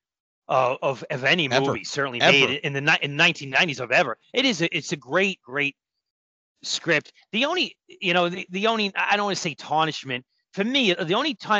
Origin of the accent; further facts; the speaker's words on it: New York City, New York, United States; When I was a little kid, in my neighborhood, when I grew up in Brooklyn